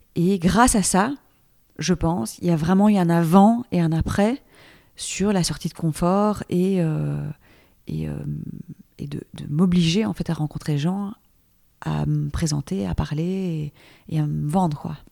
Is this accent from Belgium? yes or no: yes; Belgium; also born or lived in Brussels / Paris; je suis belge, j'habite donc à Bruxelles